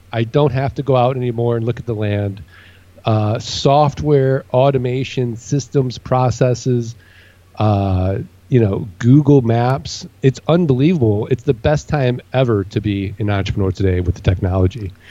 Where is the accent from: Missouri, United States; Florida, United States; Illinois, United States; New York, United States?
Missouri, United States; St. Louis; moved away as an adult; now in Phoenix, United States; I grew up in St. Louis.